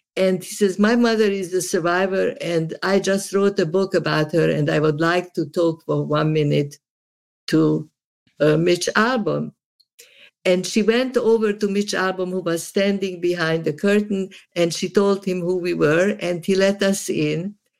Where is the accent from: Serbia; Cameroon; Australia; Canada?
Serbia; Subotica, Vojvodina; now in United States; I am from Yugoslavia